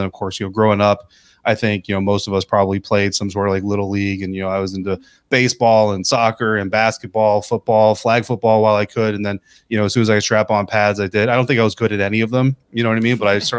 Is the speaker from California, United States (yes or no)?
no; Colorado, United States; also born or lived in Oklahoma / New York / Germany / Texas; I was born outside of Fort Sill, Oklahoma. We moved to Fort Drum, New York, to Germany. And then we lived in El Paso, Texas for a period of time, finally settled down in Fort Carson, Colorado.